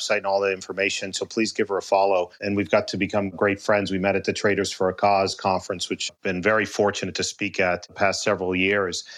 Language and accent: English; Boston, Massachusetts, United States; I grew up in Boston.